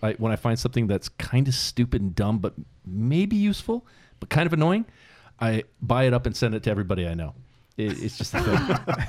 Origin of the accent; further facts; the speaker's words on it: California, United States; born there; Maybe it's because I was born in California.